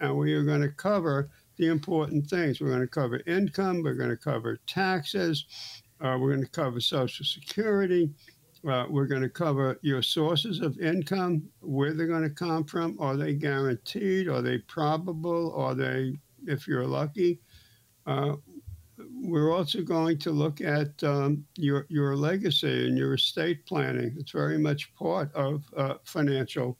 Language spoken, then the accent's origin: English; New York City, New York, United States; I grew up in Brooklyn and we had six channels